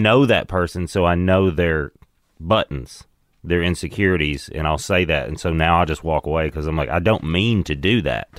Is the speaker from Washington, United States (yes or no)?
no; Crossville, Tennessee, United States; moved away; also born or lived in Seattle; Crossville, Tennessee. It's between Knoxville and Nashville. It's a little mountain town, basically.